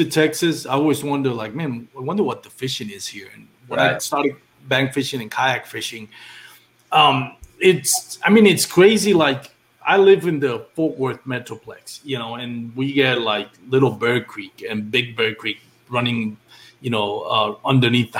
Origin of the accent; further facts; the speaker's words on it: Puerto Rico; moved away; I grew up in Puerto Rico